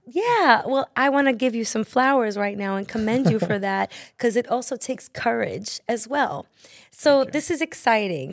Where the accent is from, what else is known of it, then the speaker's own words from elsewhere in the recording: New York City, New York, United States; as a New Yorker